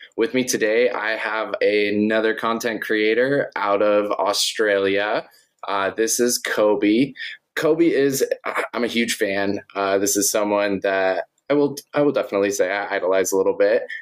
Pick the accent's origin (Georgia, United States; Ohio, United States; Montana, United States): Montana, United States; I grew up in Montana